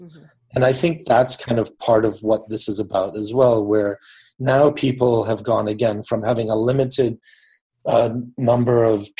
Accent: Papua New Guinea; I grew up in Papua New Guinea in the Pacific Islands, and I went to an international school.

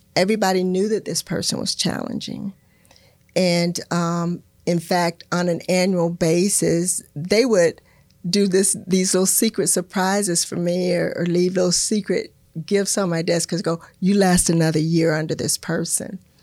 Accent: Florida, United States; I'm a native Floridian

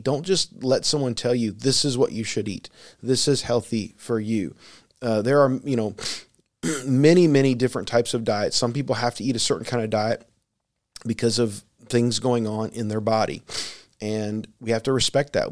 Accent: United States; I'm speaking here primarily as an American and someone who lives in a land their flu, food is, for the most part, plentiful

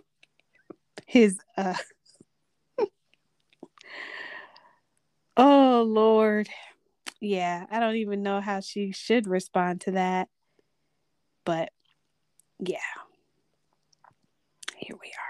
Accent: United States; we're American

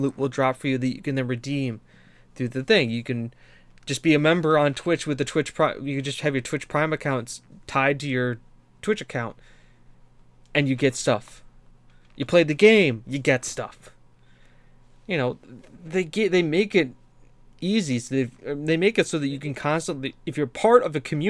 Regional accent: United States; I'm American

